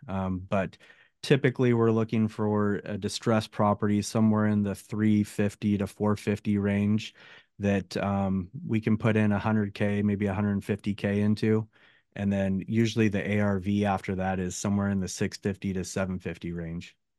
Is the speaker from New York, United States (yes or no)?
no; Oregon, United States; moved away as an adult; also born or lived in San Jose, California; now in Northern California, United States; I grew up in Oregon, small town in Oregon